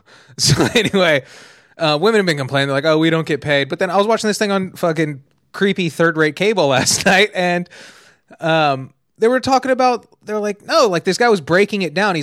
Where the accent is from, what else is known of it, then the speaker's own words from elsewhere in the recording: United States; I'm very American. I love fucking America. I fucking love America.